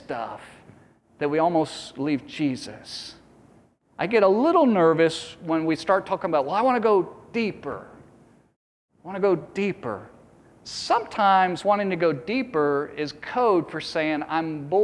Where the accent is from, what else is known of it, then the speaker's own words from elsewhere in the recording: East Coast, United States; I grew up on the East Coast